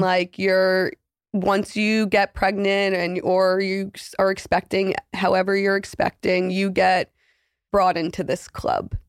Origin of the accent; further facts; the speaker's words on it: New York City, New York, United States; I'm thirty-two. I'm from Manhattan